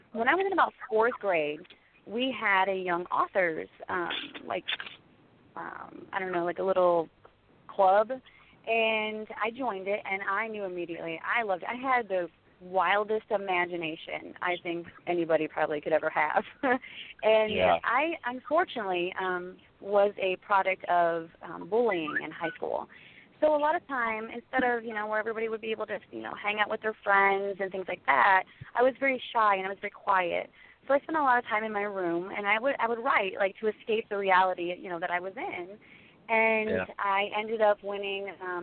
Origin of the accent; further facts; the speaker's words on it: Monroeville, Ohio, United States; I'm from Ohio